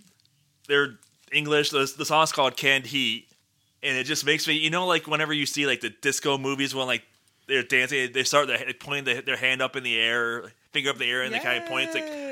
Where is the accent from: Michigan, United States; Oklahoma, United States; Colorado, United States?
Michigan, United States; They're a Michigan band. Yeah. They're my home state.